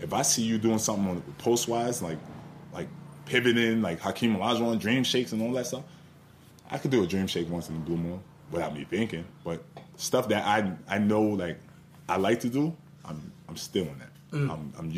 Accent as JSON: {"language": "English", "area": "Long Island", "region": "New York", "country": "United States", "said": "I'm coming from Long Island."}